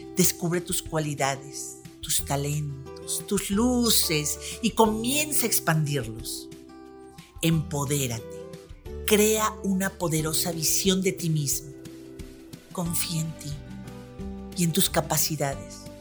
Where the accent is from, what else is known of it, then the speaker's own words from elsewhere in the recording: Mexico; now in Puebla, Mexico; justo aquí en la ciudad de Puebla, soy mexicana